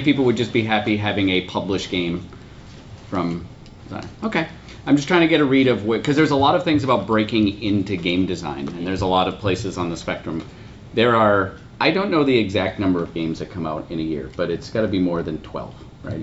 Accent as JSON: {"language": "English", "country": "United States"}